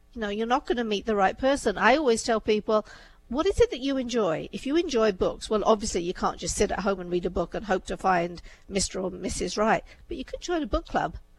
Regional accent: England, United Kingdom; also born or lived in India; I was born in India, brought up in England. My upbringing was very Indian in England.

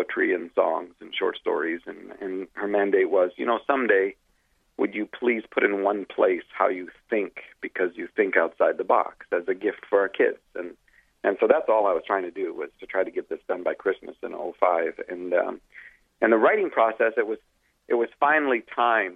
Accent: Canada; I'm Canadian

